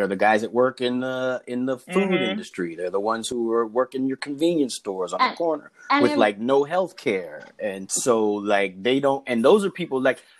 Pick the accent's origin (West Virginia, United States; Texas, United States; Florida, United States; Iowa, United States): Texas, United States; Austin; I grew up in Texas and I took Texas history